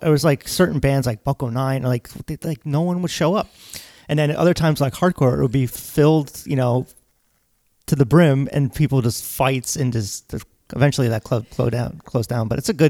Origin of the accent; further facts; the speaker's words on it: New Jersey, United States; We're from New Jersey.